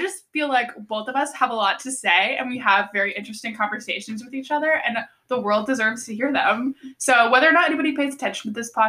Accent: Alexandria, Virginia, United States; We're from Northern Virginia. Alexandria, I guess, is the best way to put it.

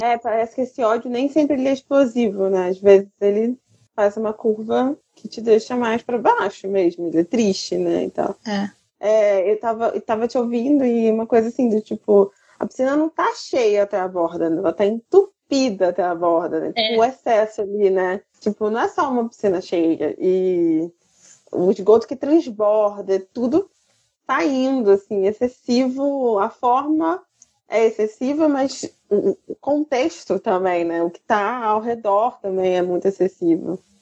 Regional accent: Rio de Janeiro, Brazil; como carioca

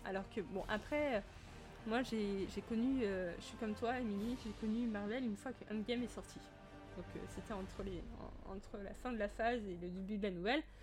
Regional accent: France; je suis française

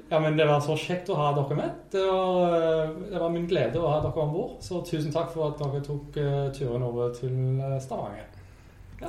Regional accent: Brisbane, Queensland, Australia; moved away as an adult; now in Norway; jeg er fra Australia, som sagt, så det må jo være hjemmebyen, hjemmebyen min, uh, Brisbane

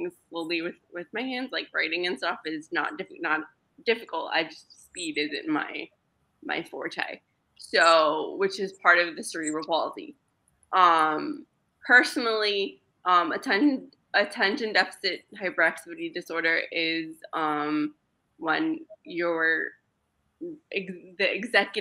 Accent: New York City, New York, United States; first language Greek; English is a second language; I was in the New York City Board of Ed school system many, many moons ago

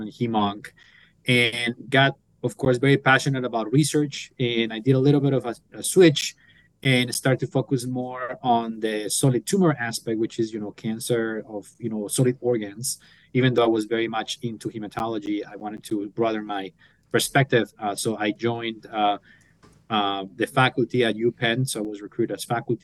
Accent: Colombia; moved away as an adult; now in United States; So I'm originally from Colombia. So I went to medical school at 16.

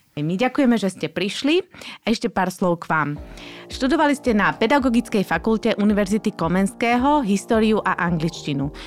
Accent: Slovakia; sme my Slováci

